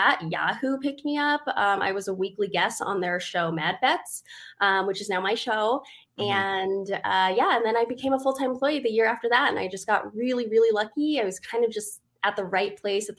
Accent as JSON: {"language": "English", "town": "Las Vegas", "region": "Nevada", "country": "United States", "tie": "born or raised there", "said": "I was born and raised in Vegas. I've never left. I still live here in Vegas"}